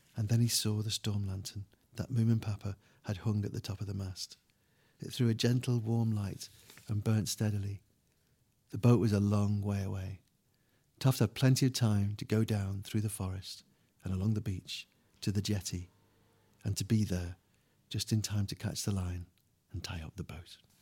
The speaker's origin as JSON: {"language": "English", "region": "England", "country": "United Kingdom", "said": "we're English"}